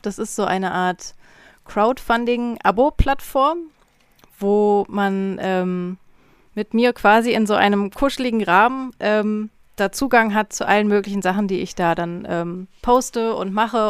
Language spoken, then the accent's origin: German; North Rhine-Westphalia, Germany; also born or lived in Berlin; now in Leipzig, Germany; ich kenne das aus meiner Heimat so vom Niederrhein, da sind die Leute auch sehr herzlich